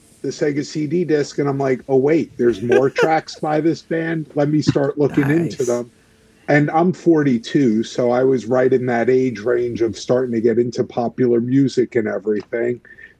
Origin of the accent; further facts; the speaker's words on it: New Jersey, United States; now in Orlando, United States; I'm in Orlando, Florida. I'm originally from New Jersey.